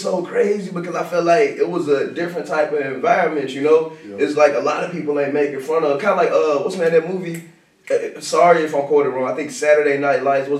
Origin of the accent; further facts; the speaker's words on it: Jackson, Tennessee, United States; But nah, I'm originally from Jackson, Tennessee. I grew up an emo kid.